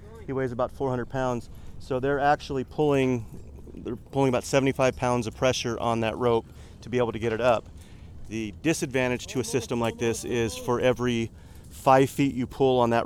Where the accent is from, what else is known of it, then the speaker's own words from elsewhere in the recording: Los Angeles, California, United States; Actually from Los Angeles. I'm one of those rare native Californians